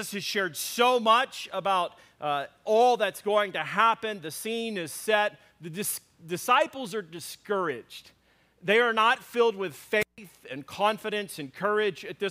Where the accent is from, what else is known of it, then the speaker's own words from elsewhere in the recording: Dallas, Texas, United States; I was born in Dallas